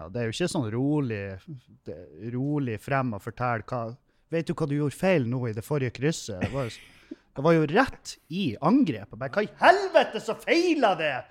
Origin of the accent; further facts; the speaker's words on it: Meløy, Nordland, Norway; moved away; etter jeg flytta fra Meløy